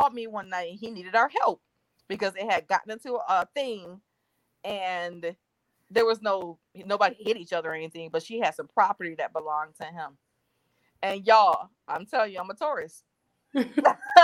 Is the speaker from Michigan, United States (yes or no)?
yes; Detroit, Michigan, United States; moved away; I'm from Detroit.